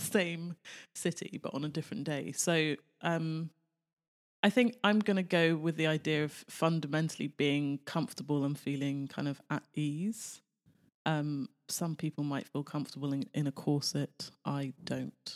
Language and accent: English; United Kingdom; now in Los Angeles, United States; Being British